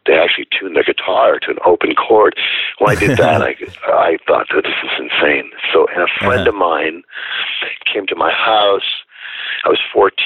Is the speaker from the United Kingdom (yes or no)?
no; Northern Ontario, Canada; I was born in Northern Ontario. So the nearest town to me was Sudbury, and that was about an hour south of where I lived